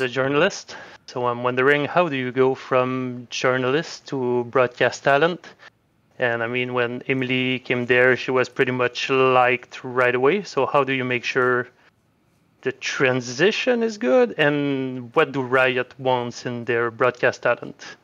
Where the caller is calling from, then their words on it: Quebec, Canada; I'm calling from, uh, Quebec